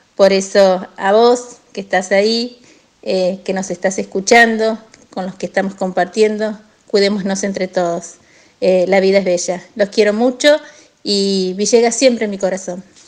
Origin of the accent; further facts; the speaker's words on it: General Villegas, Buenos Aires Province, Argentina; now in Las Grutas, Argentina; soy nativa, nacida en General Villegas, donde tengo familia.